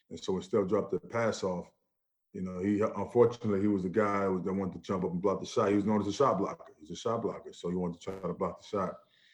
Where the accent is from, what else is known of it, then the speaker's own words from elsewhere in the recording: Orlando, Florida, United States; When I was growing up in Orlando, man, I saw Penny and Shaq playing.